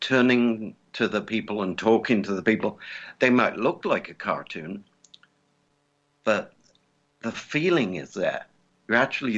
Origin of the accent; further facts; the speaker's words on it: England, United Kingdom; also born or lived in California; now in Indiana, United States; I'm English. So I lived in California for a while.